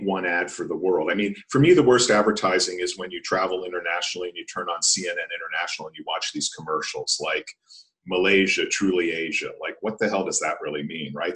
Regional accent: outside of Philadelphia, Pennsylvania, United States; also born or lived in Vienna, Austria; now in Detroit, United States; I'm living in downtown Detroit. I grew up outside of Philadelphia.

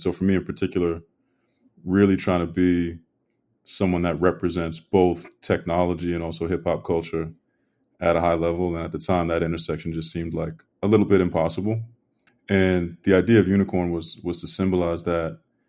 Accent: Brockton, Massachusetts, United States; I'm from Brockton, Massachusetts

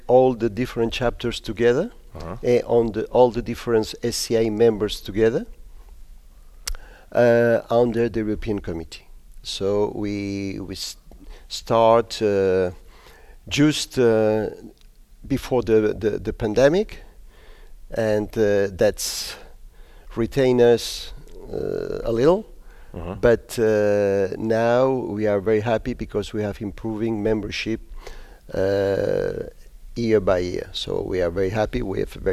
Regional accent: Spain; English is a second language; moved away as an adult; also born or lived in Switzerland; I am born in Spain

